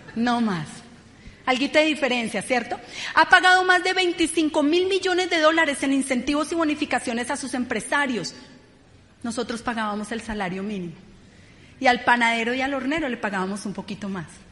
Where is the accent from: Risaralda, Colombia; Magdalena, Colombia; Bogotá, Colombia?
Bogotá, Colombia; Venimos de Ciudad Bolívar, familias muy humildes